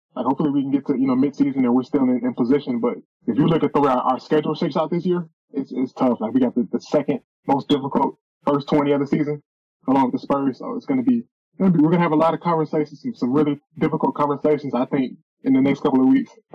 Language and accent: English; the Missouri area, Illinois, United States; I'm from Illinois, the Missouri area